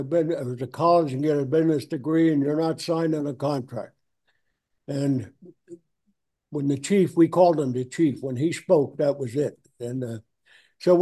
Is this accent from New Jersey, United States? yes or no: yes; New Jersey, United States; moved away as an adult; now in Seattle, United States; we grew up in New Jersey